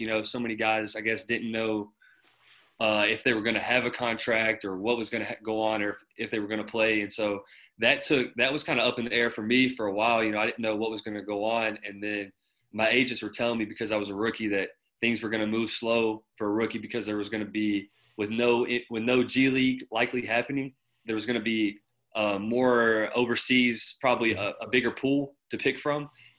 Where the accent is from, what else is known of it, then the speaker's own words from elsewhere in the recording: Martin, Tennessee, United States; now in Paderborn, Germany; I'm from Martin, Tennessee. I played at UNF from 2016 to 2020. And I'm out here in Paderborn, Germany with the Paderborn Baskets.